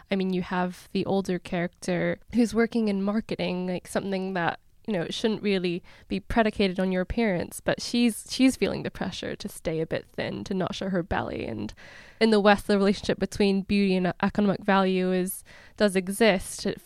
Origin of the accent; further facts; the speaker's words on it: Hong Kong; I grew up in Hong Kong for a while